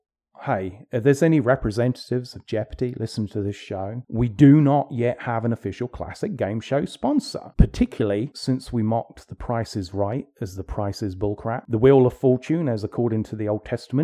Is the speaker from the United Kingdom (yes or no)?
yes; England, United Kingdom; I grew up in England.